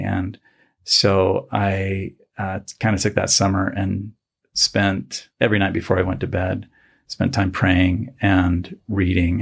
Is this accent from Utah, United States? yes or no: yes; Salt Lake City, Utah, United States; also born or lived in Provo, Utah / Bountiful, Utah / Ohio / Florida; I grew up in Salt Lake, mostly, well, Utah, mostly.